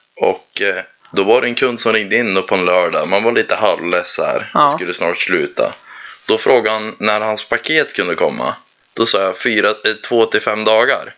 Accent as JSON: {"language": "Swedish", "area": "Frösön", "region": "Jämtland", "country": "Sweden", "said": "Jag är Frösebo. Eh, det är väl där jag kommer ifrån."}